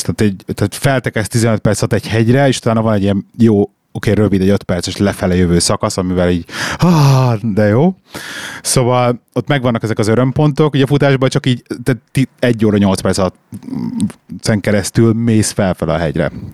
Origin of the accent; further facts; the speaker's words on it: Budapest, Hungary; moved away as an adult; also born or lived in London; now in Birmingham, United Kingdom; én Budapest belvárosában nőttem föl gyerekként, 21 évig laktam a 6. kerületben